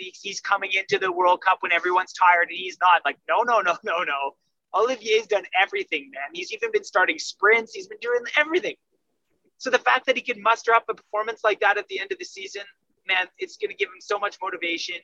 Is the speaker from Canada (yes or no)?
yes; Canada; I'm Canadian